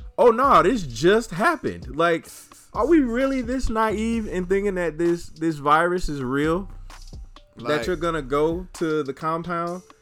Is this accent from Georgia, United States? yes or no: yes; Atlanta, Georgia, United States; moved away as an adult; my hometown